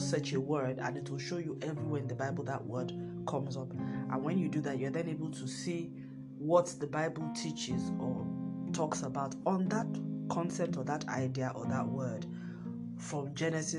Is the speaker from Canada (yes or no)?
no; Nigeria; my home country, Nigeria